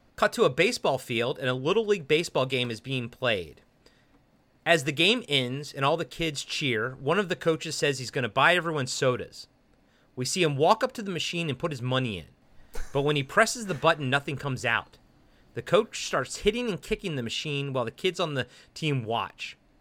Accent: Baltimore, Maryland, United States; moved away; I'm from Baltimore

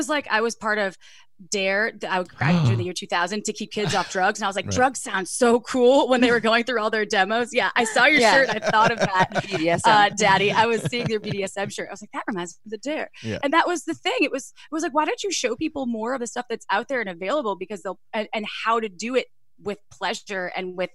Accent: Wisconsin, United States; I'm from Wisconsin, conservative family. No one talked about sex.

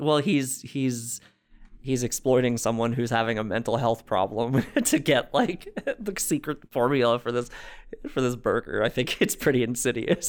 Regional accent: New Jersey, United States; I'm from New Jersey

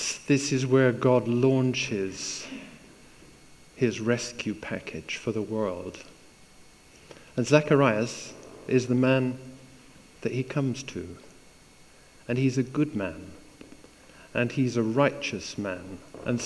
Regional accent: East Coast of Scotland, United Kingdom; moved away; also born or lived in Perth, Scotland / Wick, Scotland / London; I was raised on the East Coast, believe it or not, born in Perth, all the way up to Wick as well. But then we went to a place called London

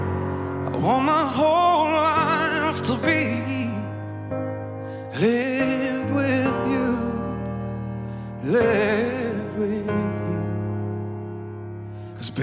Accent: East Tennessee, United States; now in Orange County, United States; I'm originally from East Tennessee, but right now I live in Orange County

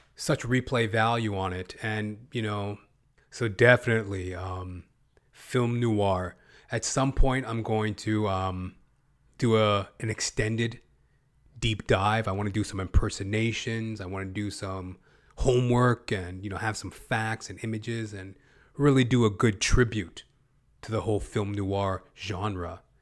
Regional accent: Western Canada, Canada; accent: Western Canadian; I come from Western Canada. This is my speaking voice. you know, I'm obviously a black man, but my regional dialect is of a Western Canadian.

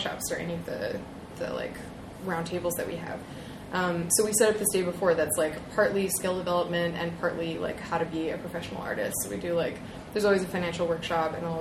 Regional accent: Toronto, Ontario, Canada; my hometown

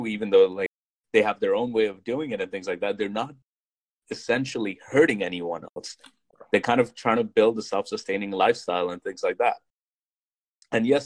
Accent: India; being Indian

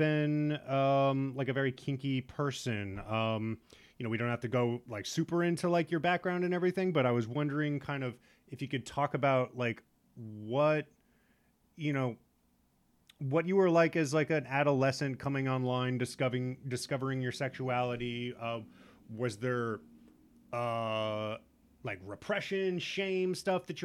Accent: Midwest, United States; I grew up in the Midwest

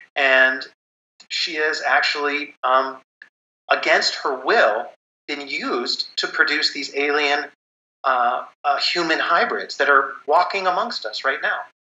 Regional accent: United States; I'm an American

